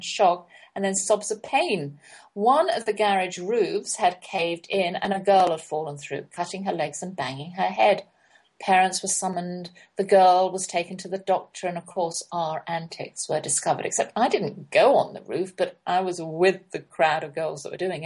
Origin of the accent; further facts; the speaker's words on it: London, United Kingdom; we never went to other people's houses while we were growing up in London